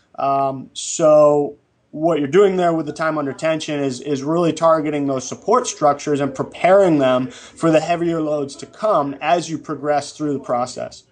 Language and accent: English; New England, United States; moved away as an adult; also born or lived in Bakersfield; now in Los Angeles, United States; I grew up in New England